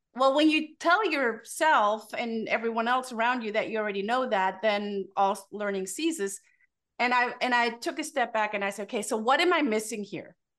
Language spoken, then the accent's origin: English; Germany; moved away; born and raised in Germany